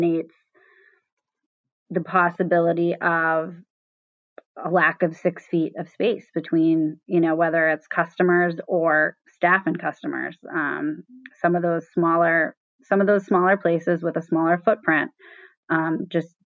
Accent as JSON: {"language": "English", "region": "Southern California", "country": "United States", "tie": "born or raised there", "said": "I grew up in Southern California"}